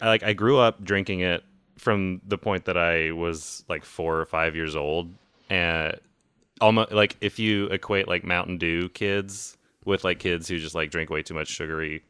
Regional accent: the South, United States; moved away; I grew up in the South

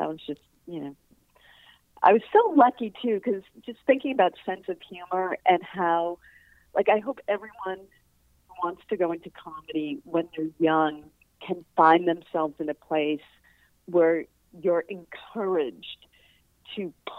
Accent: East Coast, United States; I think, again, growing up on the East Coast, I didn't even know people wrote for TV.

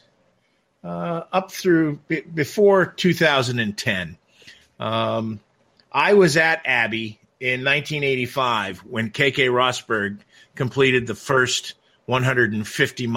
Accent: Watkins Glen, New York, United States; I was lucky enough to spend the formative years of my life growing up in Watkins Glen, New York, actual graduate of Watkins Glen High School.

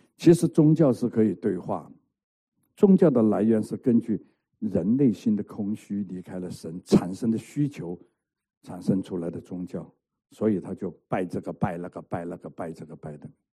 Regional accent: Hong Kong; moved away; 我在香港成长啊，香港出生，香港混流氓

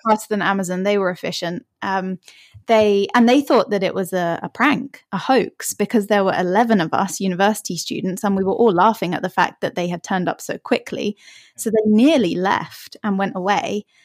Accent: Hertfordshire, East of England, United Kingdom; also born or lived in Australia; I'm from just north of London. Uh, it's a place called Hertfordshire, if you've heard of it. And I've lived here most of my life

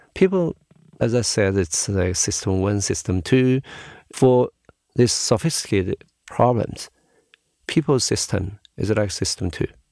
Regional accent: Shanghai, China; I was born in Shanghai. I grew up in Shanghai

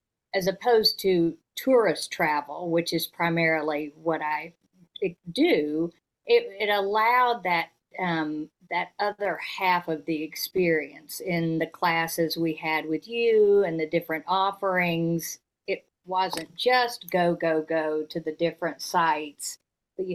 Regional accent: Fayetteville, Arkansas, United States; also born or lived in North Carolina / Georgia; I was born in North Carolina and then lived in Georgia for 5 years before then starting first grade in Fayetteville, Arkansas, from first grade to college

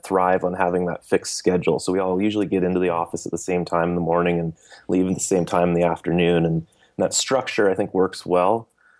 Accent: Bay Area, California, United States; I grew up here. I'm from the Bay Area. We're based out of Campbell, and I was born and raised here

